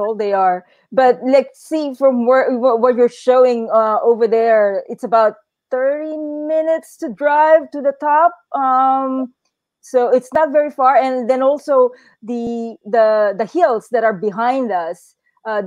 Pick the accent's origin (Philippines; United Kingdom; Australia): Philippines; moved away as an adult; also born or lived in Canada / United States; I'm originally from the Philippines, and I grew up during the Apollo era